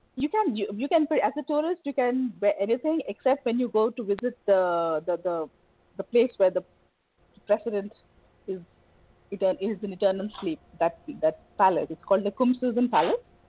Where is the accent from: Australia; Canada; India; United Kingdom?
India; moved away as an adult; now in Dubai, United Arab Emirates; I'm an Indian